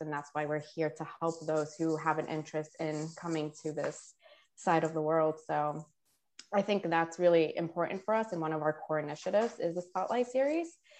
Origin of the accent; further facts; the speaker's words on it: New York City, New York, United States; moved away as an adult; also born or lived in Quito, Ecuador; now in Washington, D.C., United States; I'm from Ecuador, South America, uh, but I grew up in New York City and a current resident of Washington, D.C.